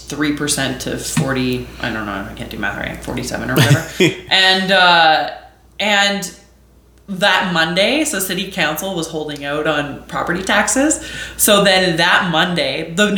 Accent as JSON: {"language": "English", "town": "Edmonton", "region": "Alberta", "country": "Canada", "tie": "born or raised there", "moved": "as an adult", "lives_now": "Calgary, Canada", "said": "I grew up in Edmonton"}